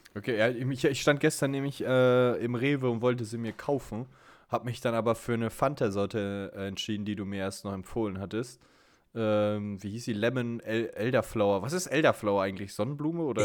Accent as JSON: {"language": "German", "area": "Sauerland", "region": "North Rhine-Westphalia", "country": "Germany", "said": "bei uns im Sauerland"}